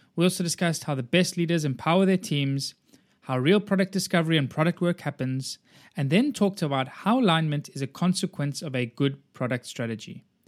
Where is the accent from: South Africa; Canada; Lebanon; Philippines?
South Africa; also born or lived in Copenhagen / Boulder, Colorado; now in Cyprus; I grew up in South Africa. I've been living in Cyprus for the last eighteen, nineteen years now